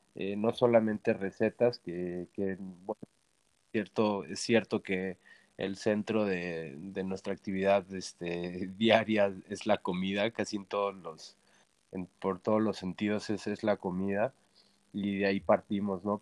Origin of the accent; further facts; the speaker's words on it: Mexico; also born or lived in Milan, Italy; Nací, nací en Milán, Italia, y de mamá de mamá italiana y de papá mexicano, de los Altos Jalisco y mamá de Milán. Y este, yo muy pequeño, pues este, al año eh, me, fui a, vivir a México con mis papás y crecí en México